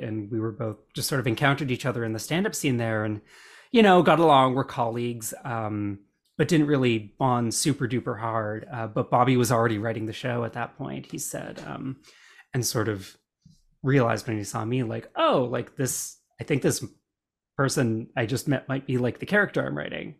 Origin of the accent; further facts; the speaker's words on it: Alberta, Canada; when I was growing up in Alberta